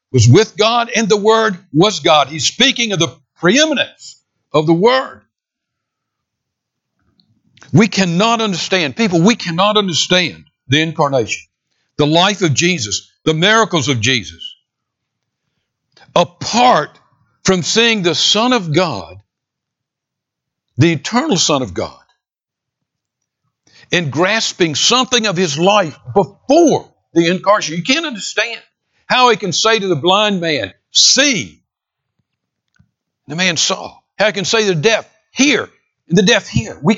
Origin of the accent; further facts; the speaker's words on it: San Diego, California, United States; born there; I was born in San Diego, California in 1944.